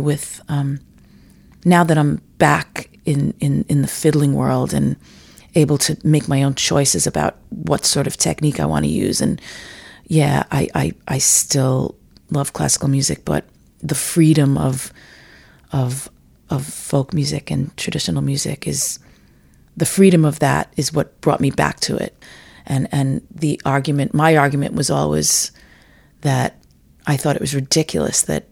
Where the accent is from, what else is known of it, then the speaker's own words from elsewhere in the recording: New York City, New York, United States; I grew up in Rockaway Beach, New York